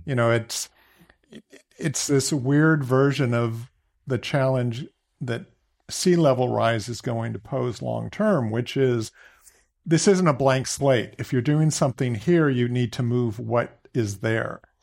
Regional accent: Walnut Creek, California, United States; also born or lived in Boston; I grew up in Walnut Creek

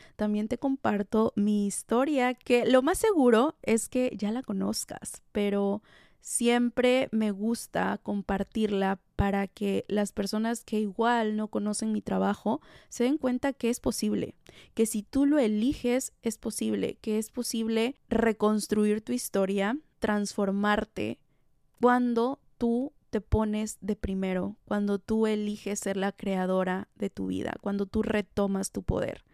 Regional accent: Tlalixcoyan, Veracruz, Mexico; de mi hermoso Tlalixcoyan, Veracruz, México, mi pueblo natal.

